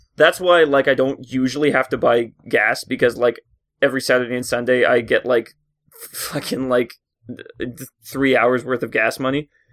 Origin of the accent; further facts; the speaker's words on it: Canada; I work at Tim Hortons, 'cause I'm a Canadian stereotype